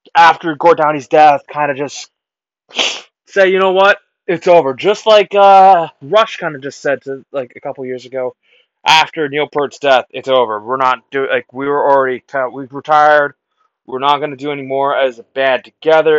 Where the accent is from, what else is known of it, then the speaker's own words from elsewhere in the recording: Canada; I was born Canadian